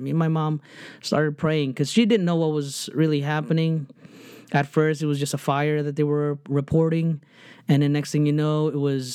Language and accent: English; New Jersey, United States; I grew up in New Jersey